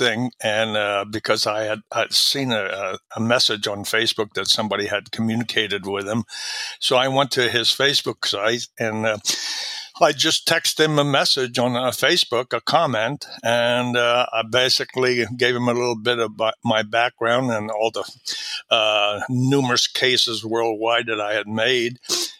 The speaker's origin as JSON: {"language": "English", "town": "Valleyfield", "region": "Quebec", "country": "Canada", "tie": "born there", "said": "Yeah, I was born in just outside of Montreal in the French-speaking province, and about 50 miles from Montreal, a little town called Valleyfield. And that's where, I'm fluent in French."}